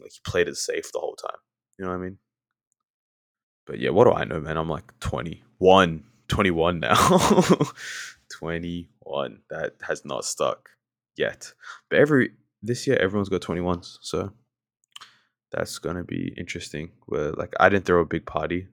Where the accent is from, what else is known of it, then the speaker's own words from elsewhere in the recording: Australia; accent: Australian; I sound very, very Australian